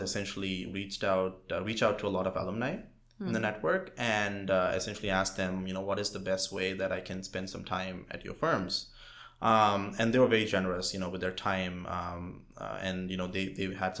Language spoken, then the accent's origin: English; India; moved away as an adult; now in United States; So I was born and raised in India. I came to the United States for undergrad